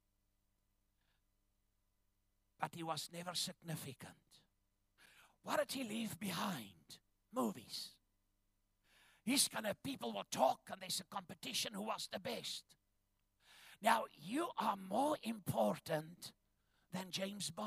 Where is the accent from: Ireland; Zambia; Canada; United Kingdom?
Zambia; Ndola, Copperbelt Province; moved away; also born or lived in Chingola, Zambia; I was born in northern Rhodesia on the copper mines in a place called Shingola. It's today Zambia. We lived in a town called Ndola